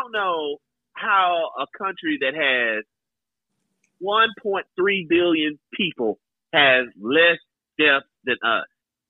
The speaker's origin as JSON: {"language": "English", "region": "Tennessee", "country": "United States", "said": "I'm from Tennessee, bro."}